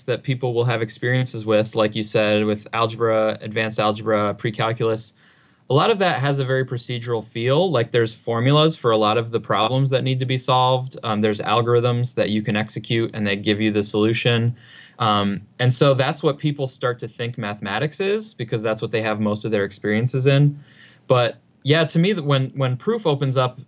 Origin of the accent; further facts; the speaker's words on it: Upper Peninsula of Michigan, United States; I grew up in the Upper Peninsula of Michigan on a farm